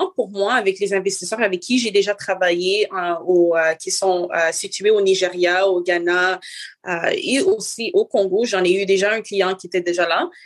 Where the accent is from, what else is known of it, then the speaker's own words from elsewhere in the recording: Montreal, Quebec, Canada; je suis née ici, euh, ici à Montréal, au Canada